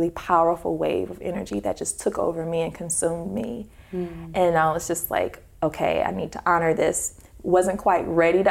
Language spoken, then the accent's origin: English; Detroit, Michigan, United States; I'm from Detroit, so Motown had left the city years ago